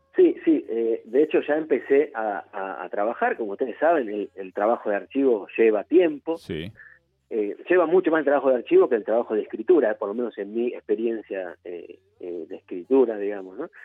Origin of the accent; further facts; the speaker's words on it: El Palomar, Buenos Aires Province, Argentina; Soy, oriundo de Palomar, de ahora, de hecho, ahora mismo estoy acá en Palomar